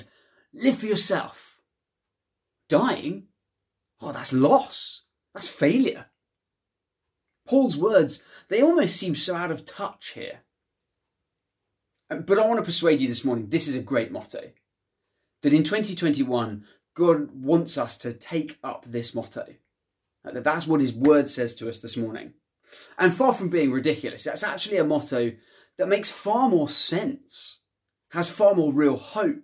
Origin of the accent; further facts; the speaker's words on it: United Kingdom; Shows me that the United Kingdom is, in one sense, where I belong